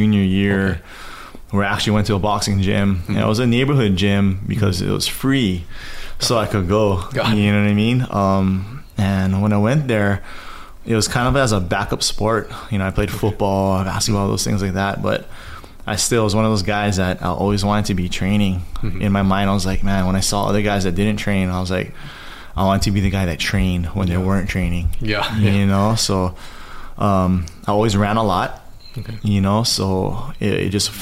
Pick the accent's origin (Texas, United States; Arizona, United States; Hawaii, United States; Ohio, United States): Hawaii, United States; Maui; also born or lived in Makakilo, Oahu; I grew up on Maui. I was born here, lived in Makakila for a little bit with my grandparents. And then I moved over to Maui with my parents. And yeah, so I consider myself a Maui boy.